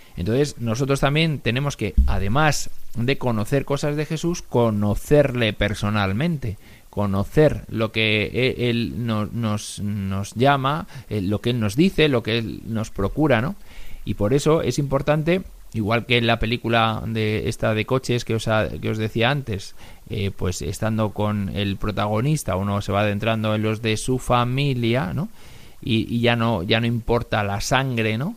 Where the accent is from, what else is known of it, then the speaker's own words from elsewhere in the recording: Spain; aquí en España